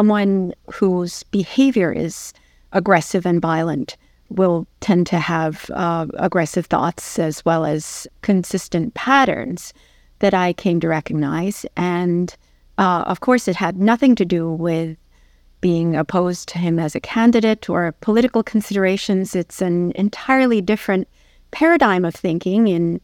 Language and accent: English; New York City, New York, United States; while I was growing up in New York City